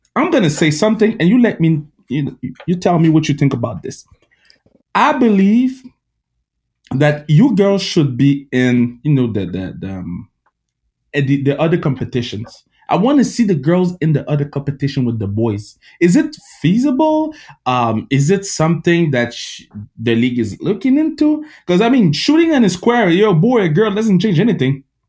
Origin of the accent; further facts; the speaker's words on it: Canada; English is a second language; I'm Canadian